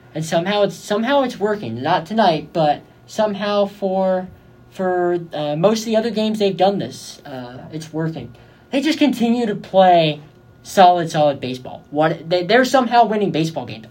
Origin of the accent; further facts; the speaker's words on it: Bay Area, California, United States; moved away as an adult; now in Arizona, United States; I'm from the Bay Area